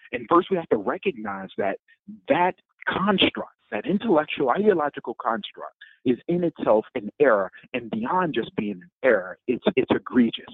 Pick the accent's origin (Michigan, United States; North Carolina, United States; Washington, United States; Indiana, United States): Michigan, United States; Detroit; my hometown, Detroit